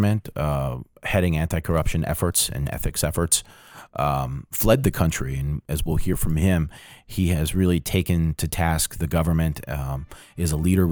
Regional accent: New Jersey, United States; I am from New Jersey

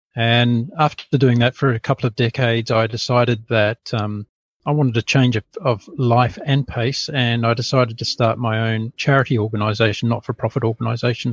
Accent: New Zealand; now in Brisbane, Australia; I'm a New Zealander, a very proud Kiwi, and I left, uh, yeah, I essentially left New Zealand when I was pretty

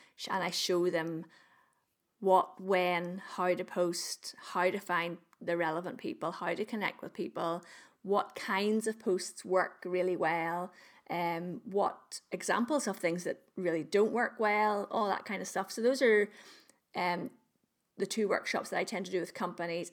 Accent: Northern Ireland, United Kingdom; I'm, I'm, I'm from Northern Ireland. I live in Northern Ireland.

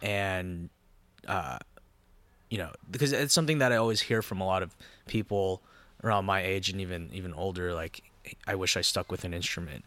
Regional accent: Anaheim, California, United States; also born or lived in Los Angeles; I was born and raised in Orange County, um, born in Anaheim

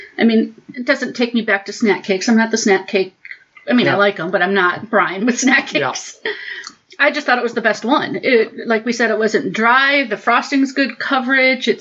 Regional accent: Michigan, United States; I'm from Michigan, too

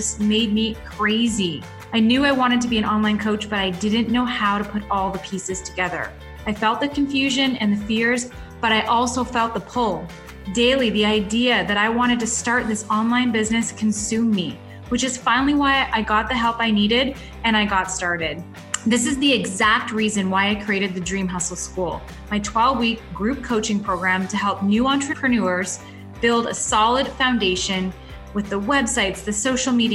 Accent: London, Ontario, Canada; my hometown, London, Ontario

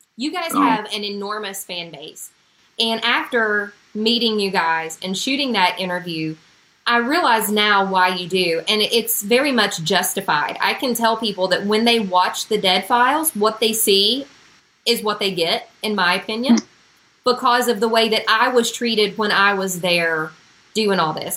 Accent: Huntington, West Virginia, United States; I was from Huntington, West Virginia

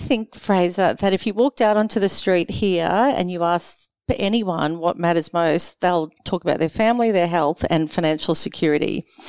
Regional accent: Queensland, Australia; I do confess I'm very patriotic as a Queenslander

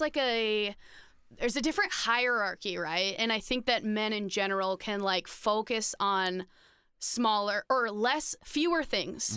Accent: Minnesota, United States; I'm from Minnesota

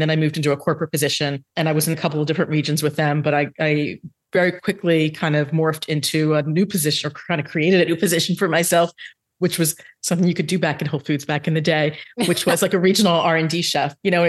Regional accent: New Jersey, United States; moved away as an adult; also born or lived in Manhattan, New York; now in South Jersey, United States; we grew up in South Jersey and got the big job in New York City after college.

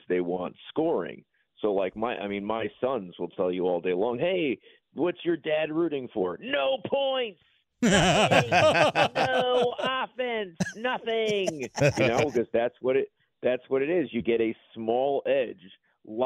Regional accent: New York, United States; this New Yorker

